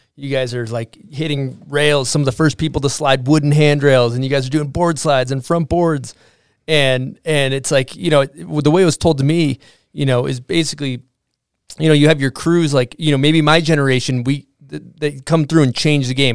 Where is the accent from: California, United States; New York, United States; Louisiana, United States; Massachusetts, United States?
Massachusetts, United States; I grew up in Massachusetts